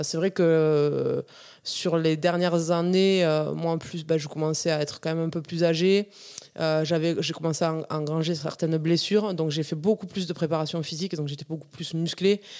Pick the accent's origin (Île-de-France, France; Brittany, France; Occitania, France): Occitania, France; Ariège; Mon enfance en Ariège, donc dans un petit village à, à Cérisole, un petit village de 90 habitants